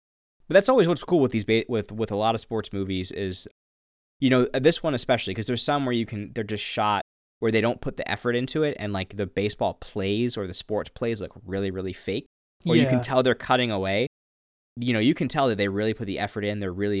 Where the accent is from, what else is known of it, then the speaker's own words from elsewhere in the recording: Reading, Pennsylvania, United States; You know, I grew up in Reading, Pennsylvania, which has